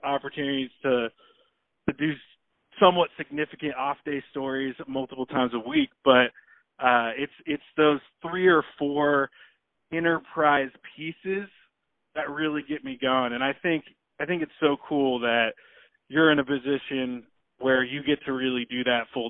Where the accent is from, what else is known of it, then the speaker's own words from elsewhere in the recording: Portland, Oregon, United States; I'm from Portland